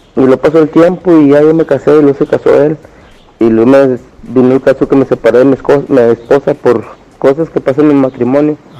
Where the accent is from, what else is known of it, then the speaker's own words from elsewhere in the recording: General Escobedo, Nuevo León, Mexico; yo soy de Escobedo